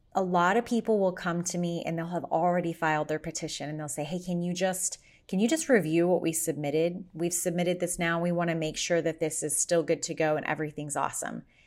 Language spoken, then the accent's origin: English; Kansas, United States; also born or lived in Las Vegas, Nevada; now in Arizona, United States; my home state of Kansas